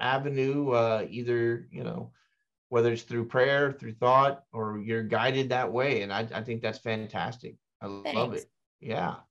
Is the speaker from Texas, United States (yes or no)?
yes; Dallas, Texas, United States; I am from Dallas